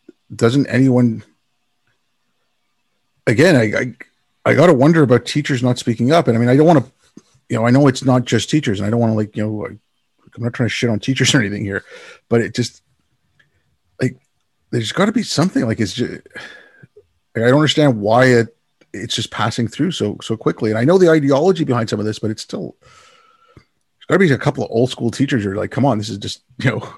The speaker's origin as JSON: {"language": "English", "country": "India", "tie": "born there", "said": "You know, I did a lot of work overseas and I was born in India. I go back there."}